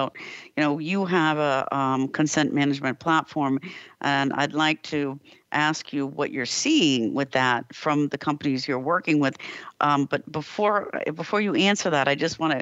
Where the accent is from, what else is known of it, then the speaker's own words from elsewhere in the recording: United States; now in Europe; I'm an American living in Europe.